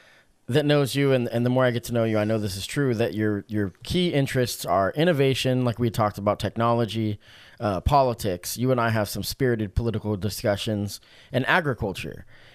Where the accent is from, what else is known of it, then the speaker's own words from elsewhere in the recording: Oregon, United States; I'm born and raised in Oregon.